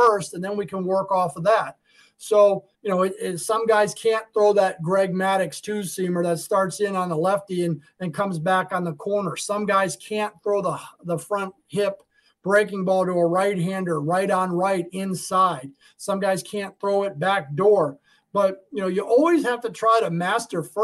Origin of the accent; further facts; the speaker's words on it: Arizona, United States; when I grew up out in Arizona